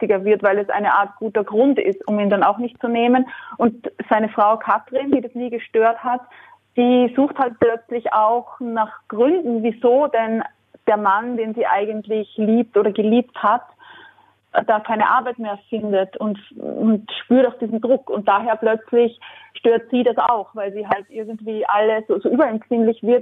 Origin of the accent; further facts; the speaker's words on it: Austria; ich bin Österreicherin und das merkt man, nicht nur wenn man meine Stimme hört, sondern glaube ich auch, wenn man Texte liest von mir, da gibt es immer ein paar Sachen, die sind dann schon österreichisch